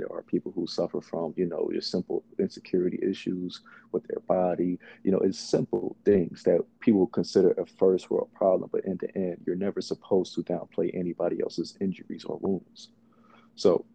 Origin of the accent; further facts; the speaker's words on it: Lithonia, Georgia, United States; also born or lived in Bronx, New York; before I moved to Atlanta, by the, you know, grace of my parents, I grew up in the Bronx for a brief period of my lifestyle